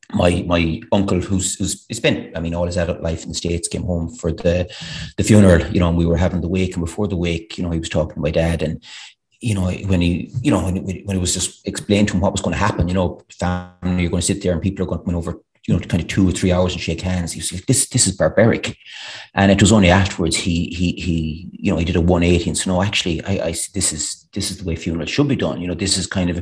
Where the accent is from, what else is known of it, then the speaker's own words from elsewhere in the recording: Ballinrobe, Connacht, Ireland; I'm from Ballinrobe, you know, it's a small town. We grown up, I thought it was a big town